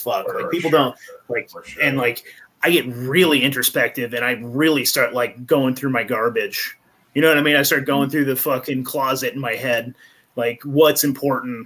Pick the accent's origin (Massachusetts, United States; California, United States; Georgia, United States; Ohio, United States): California, United States; Eureka; I'm actually originally from Eureka, California, so Humboldt County